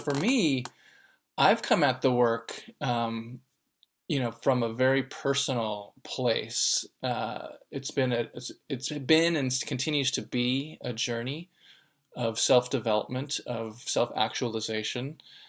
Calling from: Oakland, California, United States; I'm calling in from Oakland, California.

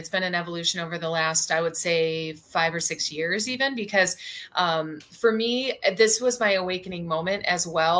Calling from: Sedona, Arizona, United States; I am calling in from Sedona, Arizona today.

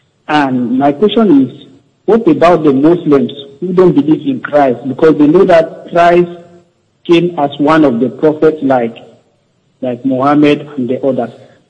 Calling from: Cyprus; I'm calling from Cyprus.

